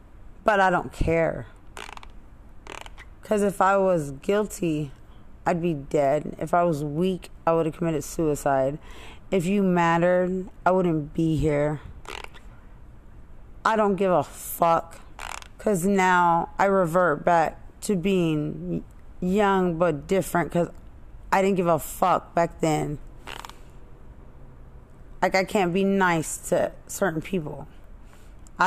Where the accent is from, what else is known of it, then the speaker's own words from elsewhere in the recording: Lubbock, Texas, United States; I'm from Lubbock